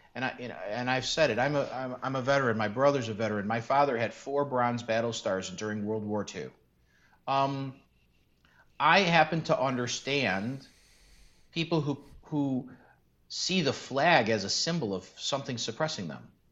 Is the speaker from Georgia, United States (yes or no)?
no; Chicago, Illinois, United States; I grew up in North Austin in Chicago